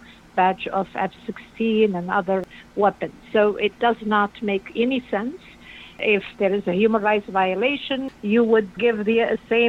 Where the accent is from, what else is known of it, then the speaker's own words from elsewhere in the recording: Laayoune, Western Sahara; also born or lived in refugee camps, southwest Algeria; now in United States; as a Sahrawi, was born in Layoun, in the capital city of Western Sahara